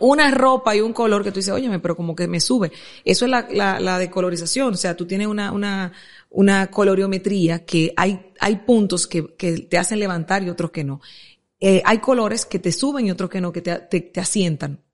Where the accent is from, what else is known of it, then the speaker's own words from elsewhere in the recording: Santo Domingo Oeste, Distrito Nacional, Dominican Republic; yo vengo de Buenos Aires, de Herrera